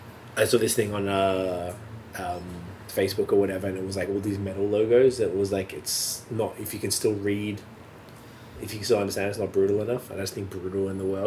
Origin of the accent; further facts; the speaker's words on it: Canada; I am very Canadian and I feel it. And I always did.